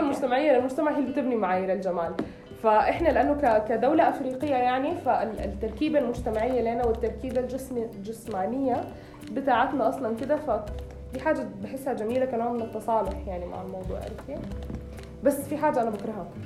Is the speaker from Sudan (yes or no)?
yes; Sudan; أنا سودانية